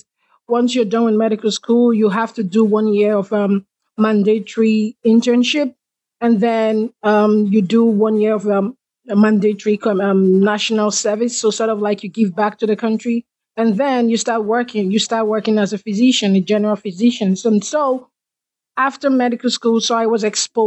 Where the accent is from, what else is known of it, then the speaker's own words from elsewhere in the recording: Nigeria; moved away as an adult; I am from Nigeria. And back in Nigeria, the experiences that I had growing up